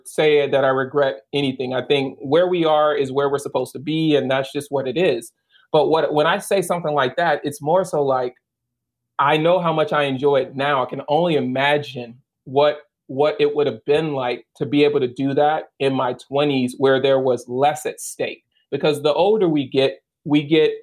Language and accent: English; Baton Rouge, Louisiana, United States; moved away as an adult; I'm originally from Baton Rouge. And I spent 26 years in Baton Rouge